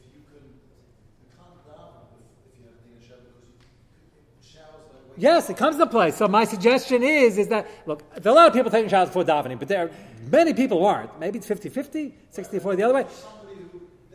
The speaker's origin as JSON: {"language": "English", "country": "United States", "said": "I'm as American as you guys are. I want to explain to you, I'm more American than most of you. Fourth generation."}